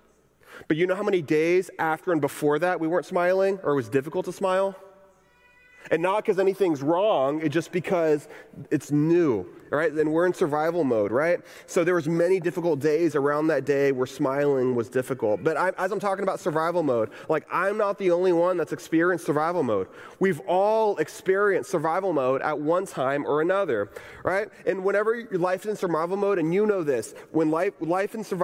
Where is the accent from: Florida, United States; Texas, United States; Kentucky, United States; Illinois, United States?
Texas, United States; now in Orlando, United States; I grew up in Texas